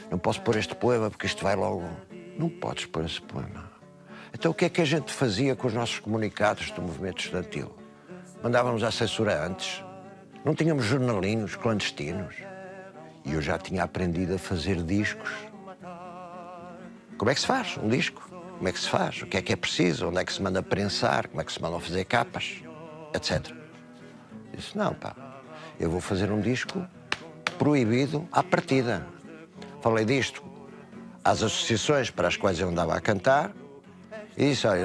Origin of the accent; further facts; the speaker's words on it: Porto, Norte, Portugal; 76 anos, do Porto. Sou português, pequeno burguês de origem, filho de professores primários